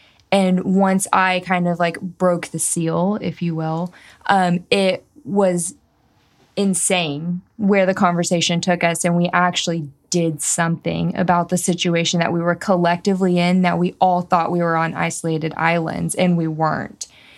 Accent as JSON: {"language": "English", "region": "the South", "country": "United States", "tie": "born or raised there", "said": "And I grew up in the South where there's a lot of things you don't talk about."}